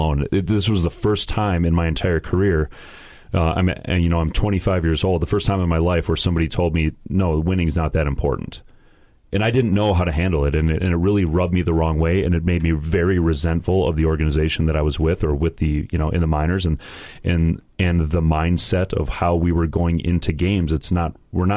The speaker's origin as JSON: {"language": "English", "town": "Bloomington", "region": "Minnesota", "country": "United States", "tie": "born or raised there", "also_born_or_lived": "Faribault, Minnesota", "said": "I grew up in Bloomington, Jefferson, in Minnesota"}